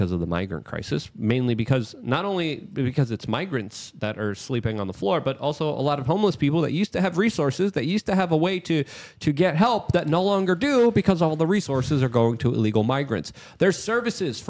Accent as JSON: {"language": "English", "country": "United States", "said": "as an American"}